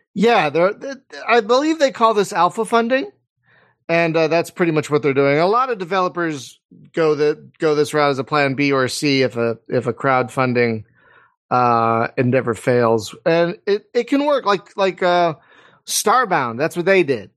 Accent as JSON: {"language": "English", "town": "Philadelphia", "region": "Pennsylvania", "country": "United States", "accent": "East Coast", "moved": "yes", "lives_now": "California, United States", "said": "I live in California, but I'm from Philadelphia."}